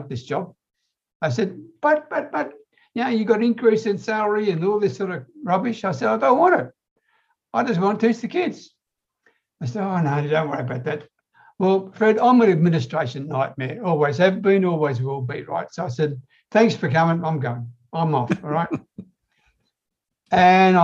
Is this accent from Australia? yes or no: yes; Australia; I'm an Aussie